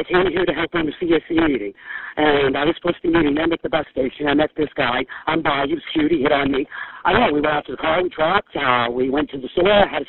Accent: New York, United States; I'm from New York, and I've never had this happen.

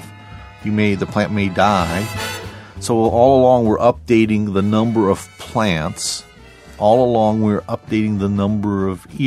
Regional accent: deep southern Illinois, United States; now in Washington, D.C., United States; I grew up in, I always call it deep southern Illinois

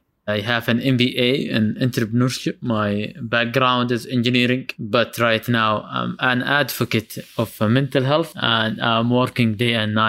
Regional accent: Medina, Medina Province, Saudi Arabia; I am from Medina, and here in Medina, there was not much mental health support

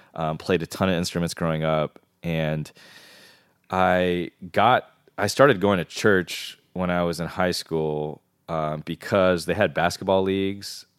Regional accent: Maryland, United States; from the D C area, um, uh, everyone in Maryland says we're from D C

